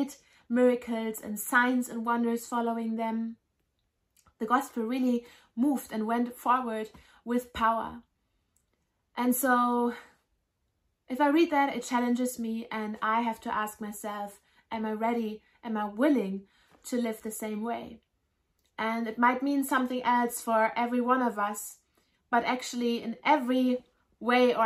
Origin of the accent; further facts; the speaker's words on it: Germany; I grew up in Germany